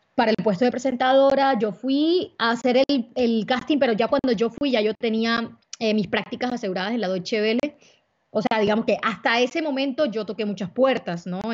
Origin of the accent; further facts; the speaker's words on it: Barranquilla, Atlántico, Colombia; also born or lived in Cartagena; soy barranquillera, pero también tengo una vida, un, un, pedazo de mi corazón en Cartagena